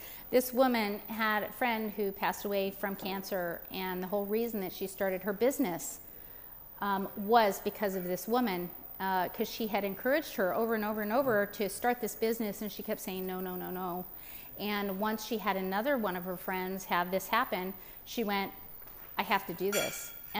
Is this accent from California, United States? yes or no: yes; California, United States; moved away; because I was from California, I moved out here about 2.5 years ago